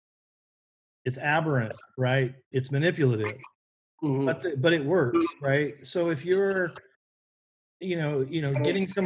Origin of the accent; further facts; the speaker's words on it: Novato, California, United States; also born or lived in San Rafael, California; I was born in Marin County, California, Marin General Hospital, which is kind of in San Rafael.